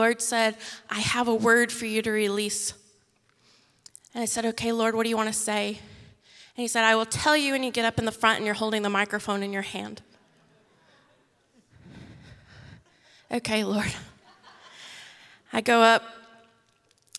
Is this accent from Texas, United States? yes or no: yes; Texas, United States; moved away as an adult; now in Mexico; we're originally from Texas. We live in Mexico